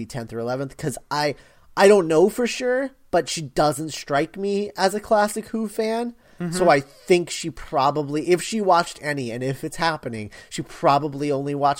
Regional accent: United States; I am from America

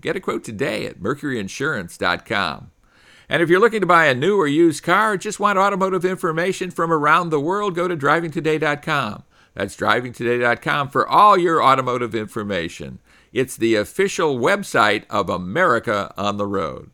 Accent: Chicago, Illinois, United States; I grew up in the Chicago area

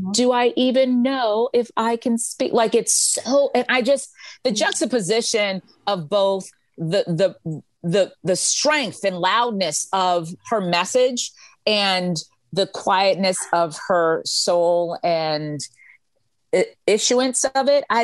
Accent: Freeport, Grand Bahama, Bahamas; I'm from Freeport, Bahamas. We're here for three more days.

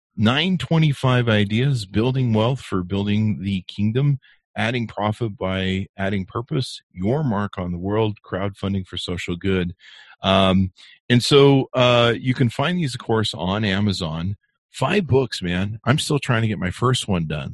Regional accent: Southern California, United States; now in Utah County, United States; I grew up in California, in SoCal

